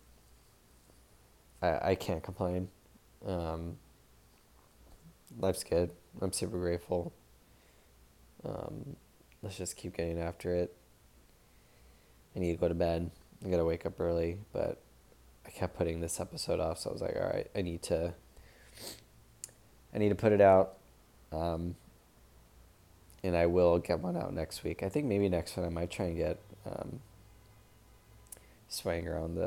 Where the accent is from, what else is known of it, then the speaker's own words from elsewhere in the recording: Long Beach, California, United States; Long Beach Marathon in October. It's gonna be my hometown race